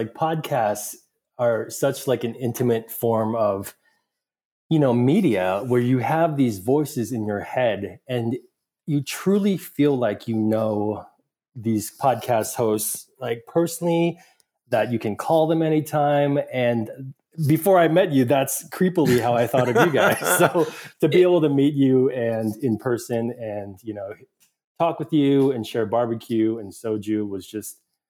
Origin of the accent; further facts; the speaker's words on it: Mansfield, Ohio, United States; also born or lived in Busan, South Korea; So I was born in Busan. My birth certificate actually said Seoul, but born in Busan and adopted to two Caucasian parents living in Mansfield, Ohio.